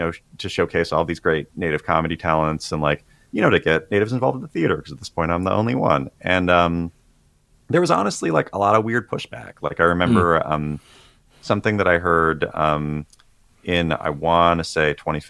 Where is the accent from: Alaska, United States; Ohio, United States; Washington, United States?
Washington, United States; Tulalip Reservation; moved away as an adult; now in Los Angeles, United States; I grew up on the Tulalip Reservation